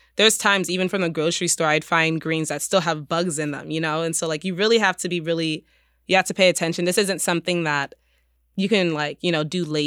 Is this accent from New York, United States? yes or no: yes; New York City, New York, United States; I grew up in the Bronx